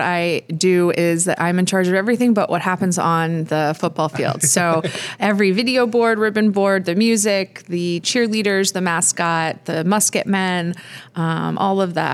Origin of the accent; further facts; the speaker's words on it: Maine, United States; moved away; also born or lived in Colorado; I grew up on the East Coast, grew up in Maine, always wanted to get back to the East Coast